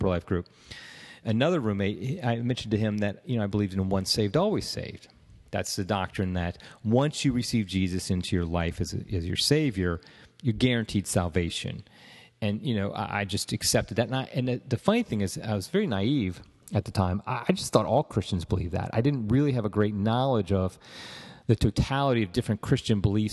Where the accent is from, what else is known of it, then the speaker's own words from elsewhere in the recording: Ohio, United States; I was from Ohio